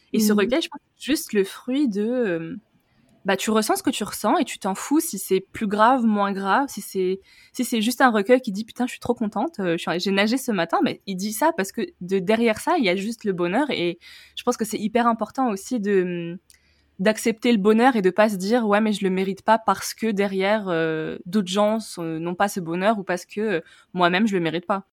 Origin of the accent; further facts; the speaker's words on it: Tunisia; moved away as an adult; now in France; je suis née en Tunisie, j'y suis, euh, enfin, ai grandi jusqu'à mes 18 ans. Et ensuite, je suis venue en France